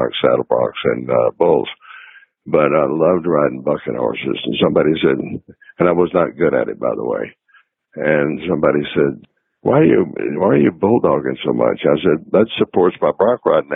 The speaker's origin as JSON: {"language": "English", "town": "Liberty", "region": "Texas", "country": "United States", "tie": "born or raised there", "also_born_or_lived": "Nashville", "said": "we got one radio station in Liberty, Texas, my hometown"}